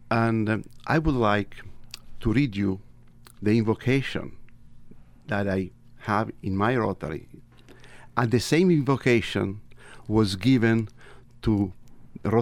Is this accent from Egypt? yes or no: yes; Egypt; accent: Tuscan; also born or lived in Tuscany, Italy; now in United States; I was born in Tuscany. I was raised in Egypt.